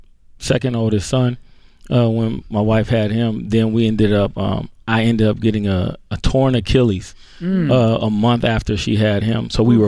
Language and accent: English; Hammond, Indiana, United States; Hammond, Indiana.